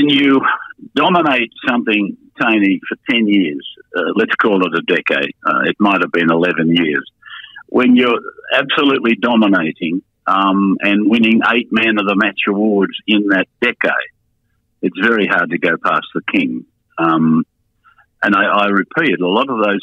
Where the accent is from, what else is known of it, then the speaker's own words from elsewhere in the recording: New South Wales, Australia; I was born and bred in New South Wales.